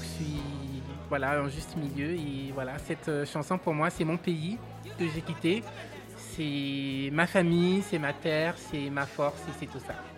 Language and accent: French; Benin; moved away; also born or lived in Abidjan, Côte d'Ivoire / Tunisia; mon pays d'origine, qui est le Bénin